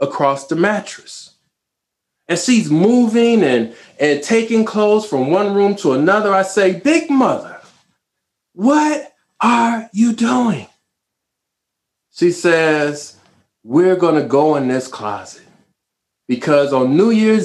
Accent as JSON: {"language": "English", "town": "Chicago", "region": "Illinois", "country": "United States", "tie": "born or raised there", "said": "I grew up in the city of Chicago. I was born on the South Side."}